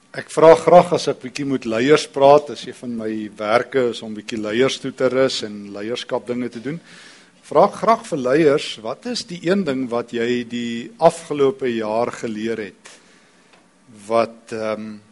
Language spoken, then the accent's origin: Afrikaans; East Rand, Gauteng, South Africa; ek kom van die Oosrand af.